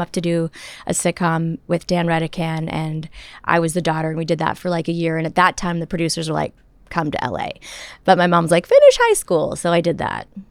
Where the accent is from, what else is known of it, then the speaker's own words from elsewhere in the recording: Toronto, Ontario, Canada; I grew up in Toronto in a home that nobody knew anything about showbiz